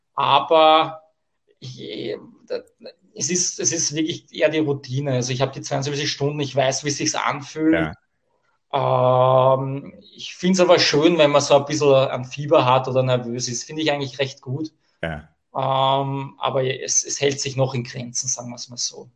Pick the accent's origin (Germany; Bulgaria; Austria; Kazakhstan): Austria; bei uns in Österreich im Burgenland